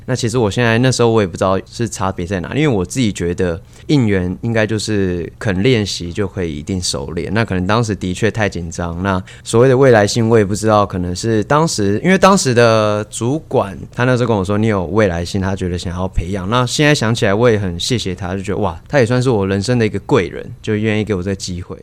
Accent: Kaohsiung, Taiwan; 我在高，我是高雄人

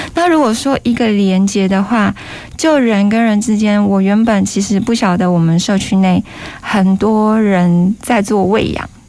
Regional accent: Taiwan; 我们台湾人

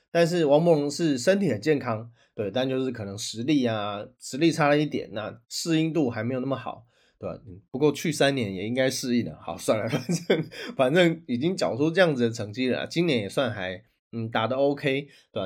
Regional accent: Taiwan; 我们台湾人

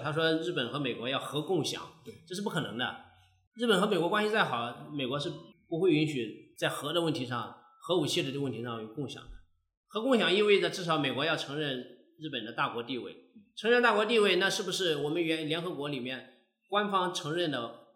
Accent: China; also born or lived in Nagoya, Japan; 日本方面一看我是中国的身份，就拒绝

